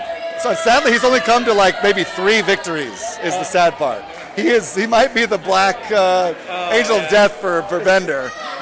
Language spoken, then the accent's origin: English; Las Vegas, Nevada, United States; also born or lived in Orlando, United States; Started playing in Las Vegas, Nevada when I was four. Then my kind of cut my teeth in Orange County Strikers in Orlando, Florida as my club team.